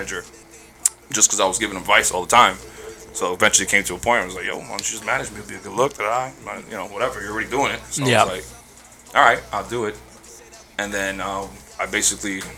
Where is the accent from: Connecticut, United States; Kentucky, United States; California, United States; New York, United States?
New York, United States; now in Orlando, United States; we're all from New York.